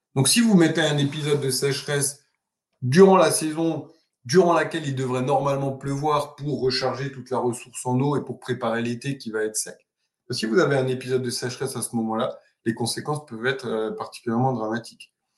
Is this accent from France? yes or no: yes; Alsace, Grand Est, France; moved away as an adult; also born or lived in Marseille; J'ai commencé mes études à l'université de Strasbourg, puisque je suis né en Alsace